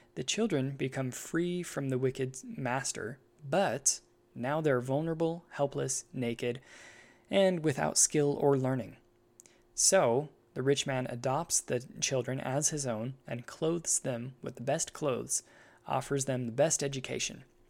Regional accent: United States; I'm an American

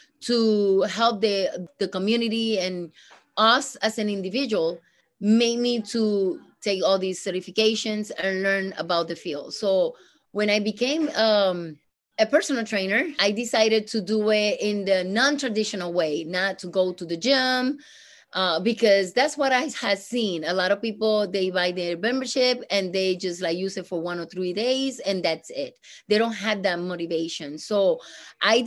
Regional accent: Puerto Rico; English is a second language; now in Rochester, United States; I am from Puerto Rico.

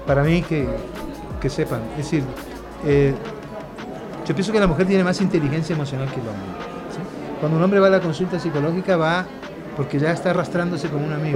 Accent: Argentina; moved away as an adult; also born or lived in Naples, Italy / Colombia; yo me crié en la Argentina siendo muy pobre

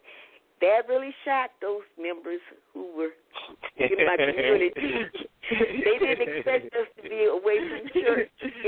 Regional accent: Houston, Texas, United States; growing up in Houston, it just seemed as though everybody had a job

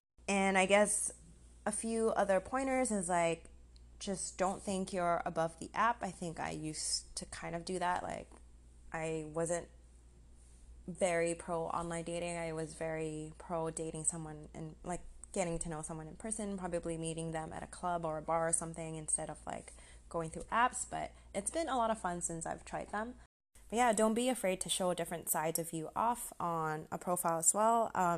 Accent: Malaysia; also born or lived in Singapore; But I am Malaysian, Singaporean.

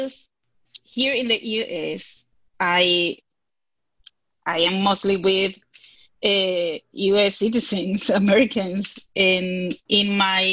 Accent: Venezuela; English is a second language; now in United States; I'm from Venezuela

